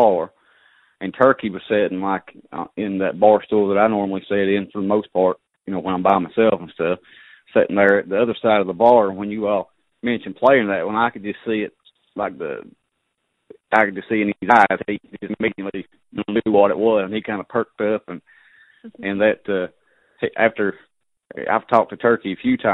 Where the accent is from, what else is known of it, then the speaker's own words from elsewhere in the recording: Pike County, Kentucky, United States; also born or lived in Martin County / Mingo County; I was born in Pike County, and I've lived in Martin County, Pike County, Mingo County, pretty much my whole life growing up